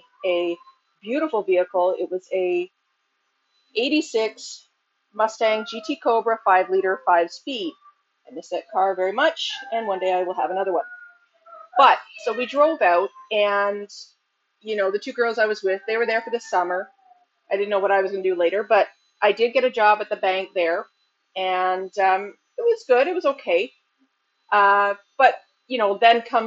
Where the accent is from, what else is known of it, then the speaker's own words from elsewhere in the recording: Ontario, Canada; here in Ontario, we go to grade 13